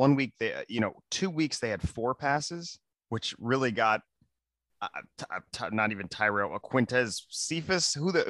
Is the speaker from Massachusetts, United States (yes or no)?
no; Pittsburgh, Pennsylvania, United States; I'm from Pittsburgh.